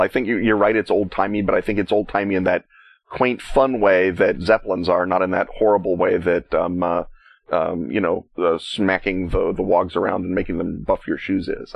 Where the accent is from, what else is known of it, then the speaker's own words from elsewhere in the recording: United States; as an American, one is required to to call it gas